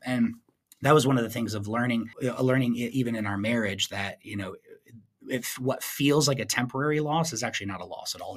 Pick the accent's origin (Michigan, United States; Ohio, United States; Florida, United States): Michigan, United States; Flint; my hometown of Flint, Michigan